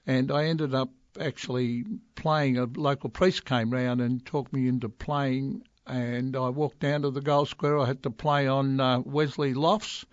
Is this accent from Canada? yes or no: no; Melbourne, Victoria, Australia; growing up in West Heidelberg, which a real working class, young Aussie family starting off in life